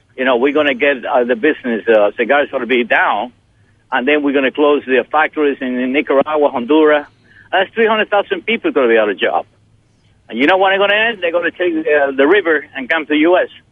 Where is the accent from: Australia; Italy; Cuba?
Cuba; Holguín; moved away as an adult; now in United States; I came to U.S. in 1962. At that time, I was 19 years old. It's been a long time. So when I was in uh, in my city, I'm from Holguin